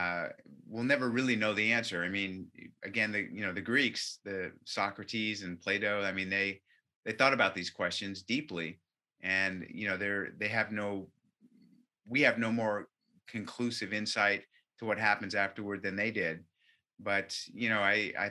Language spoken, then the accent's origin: English; Orange County, California, United States; I was born in Orange County